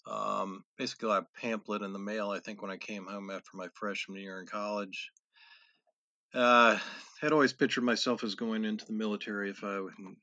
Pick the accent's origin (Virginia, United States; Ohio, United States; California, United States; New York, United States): Virginia, United States; also born or lived in Tennessee; I went to college out of state, about 600 miles away in Tennessee, and I was in Virginia.